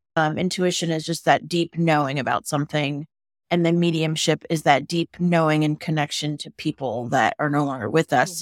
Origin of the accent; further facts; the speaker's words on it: California, United States; moved away as an adult; now in Boulder, United States; I live in Boulder, Colorado, and I'm native Californian